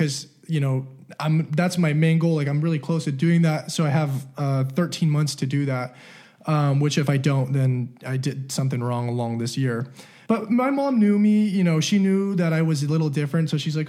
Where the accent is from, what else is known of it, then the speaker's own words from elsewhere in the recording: California, United States; also born or lived in Utah; especially when I moved to Utah, when I grew up in California, no one around me had anything.